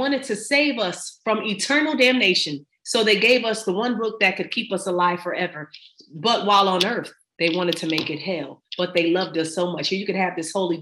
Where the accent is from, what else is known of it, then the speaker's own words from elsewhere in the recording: Buffalo, New York, United States; moved away; born and raised